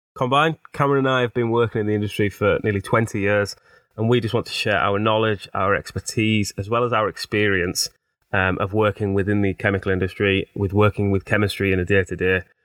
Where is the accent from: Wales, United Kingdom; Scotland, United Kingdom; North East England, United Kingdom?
North East England, United Kingdom; Teesside; accent: Teesside; as you can probably hear from my accent, I'm, I'm a Teesside-er, born, bred, and proud.